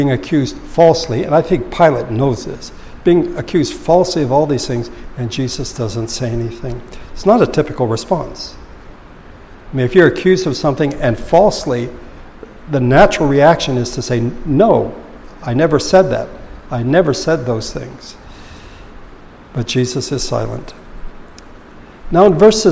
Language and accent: English; Philippines; moved away; growing up in the Philippines